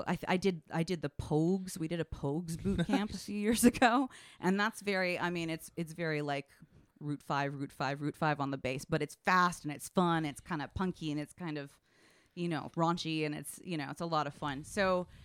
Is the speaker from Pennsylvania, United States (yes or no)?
no; San Francisco, California, United States; moved away as an adult; also born or lived in Washington, D.C. / Hudson Valley, New York; now in Cambridge, United States; I grew up in San Francisco